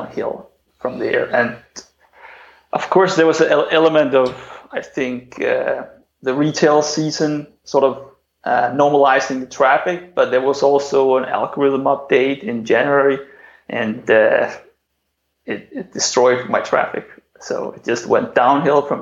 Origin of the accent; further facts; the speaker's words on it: Denmark; also born or lived in China; I just returned to my home country, which is Denmark.